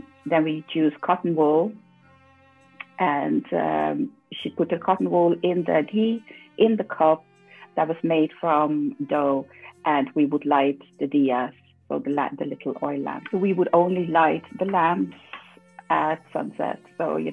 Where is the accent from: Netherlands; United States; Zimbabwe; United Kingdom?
Netherlands; also born or lived in Suriname; So I grew up in the Netherlands. I was very young when we moved there, so I have no memories of Suriname